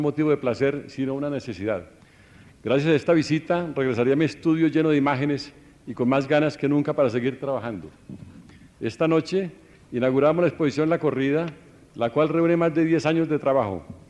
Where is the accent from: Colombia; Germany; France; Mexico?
Colombia; moved away; Estoy contento de estar de vuelta en mi país